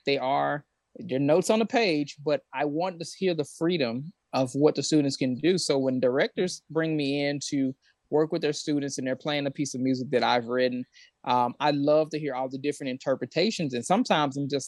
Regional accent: West Memphis, Arkansas, United States; I grew up in West Memphis, Arkansas, which is right next to Memphis, Tennessee

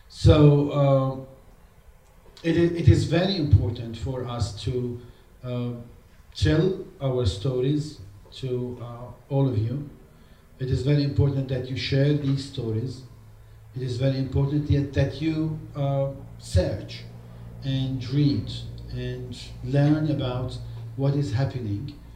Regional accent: Palestine; we come from the Holy Land.

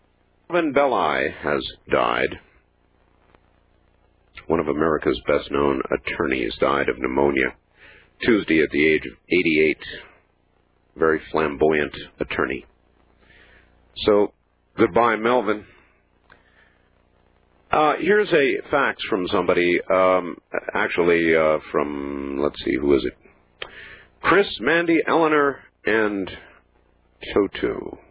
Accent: Saskatchewan, Canada; having been born and raised in Saskatchewan

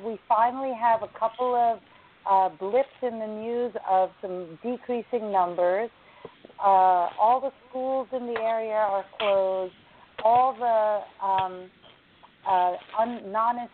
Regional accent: United States; I'm an American, but my ethnicity is Indian

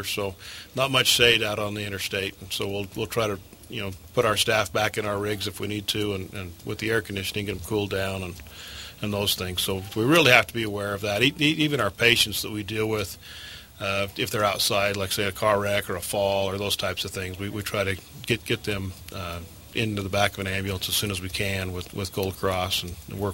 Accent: St. George, Utah, United States; also born or lived in Salt Lake City, Utah; I grew up here in St. George. We moved down from Salt Lake back in the 70s and went to school here

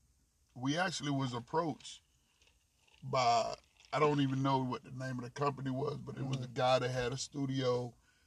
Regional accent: Delray Beach, Florida, United States; when I grew up in Delray.

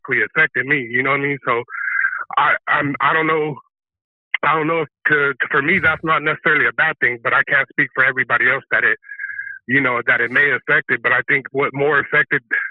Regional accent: Northern California, United States; I was raised up here in Northern California

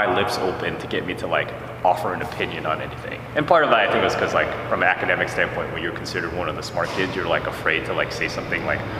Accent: East Coast, United States; Okay, so I was born and raised primarily on the East Coast.

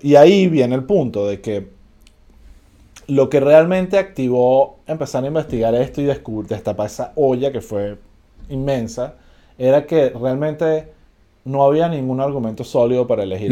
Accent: Venezuela

